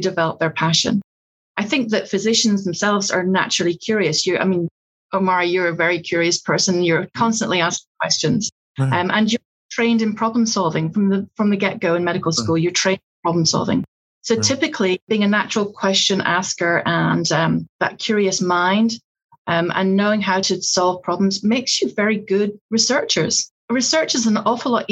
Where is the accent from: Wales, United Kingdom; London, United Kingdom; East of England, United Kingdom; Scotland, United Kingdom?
Scotland, United Kingdom; accent: Scottish; now in Georgia, United States; I'm Scottish